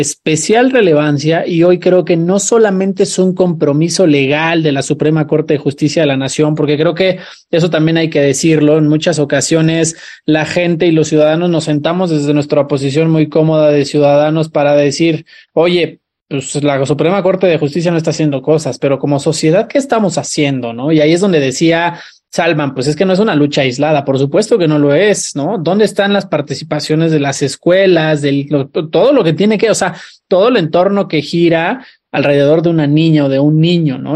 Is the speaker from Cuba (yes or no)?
no; Mexico; como sociedad mexicana